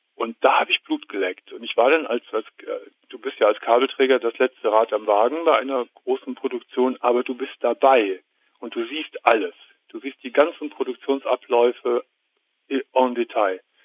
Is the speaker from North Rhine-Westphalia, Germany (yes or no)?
yes; Gummersbach, North Rhine-Westphalia, Germany; ich komme aus Gummersbach